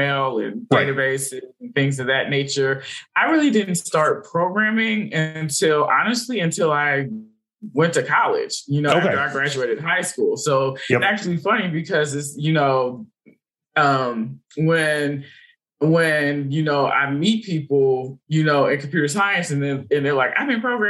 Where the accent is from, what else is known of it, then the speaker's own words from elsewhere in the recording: Berkeley, California, United States; moved away; I'm originally from California, Bay Area, Berkeley, California.